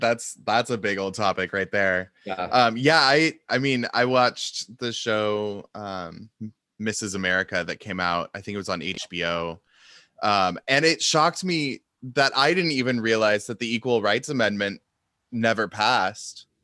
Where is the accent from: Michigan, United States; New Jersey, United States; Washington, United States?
Washington, United States; Seattle; I grew up in Seattle and so I kind of grew up in that the West Coast liberal bubble